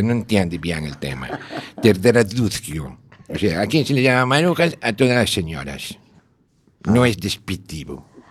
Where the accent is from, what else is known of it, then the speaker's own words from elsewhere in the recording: A Coruña, Galicia, Spain; Nací en La Coruña, toda la vida